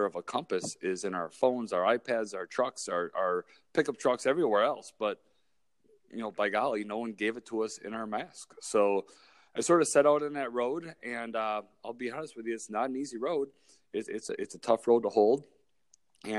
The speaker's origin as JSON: {"language": "English", "town": "Milwaukee", "region": "Wisconsin", "country": "United States", "tie": "born or raised there", "also_born_or_lived": "Kenosha, Wisconsin / Eau Claire, Wisconsin", "said": "I was born and raised here in Milwaukee, Wisconsin"}